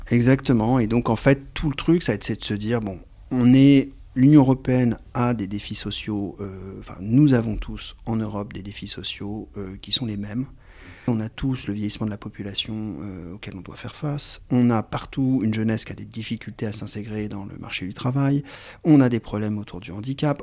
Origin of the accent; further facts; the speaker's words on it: France; j'ai un nom, une consonance, euh, d'origine italienne, mais je suis français